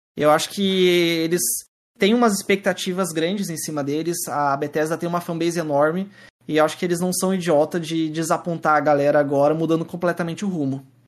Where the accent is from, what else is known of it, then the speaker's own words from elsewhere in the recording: Curitiba, Paraná, Brazil; Eu sou de Curitiba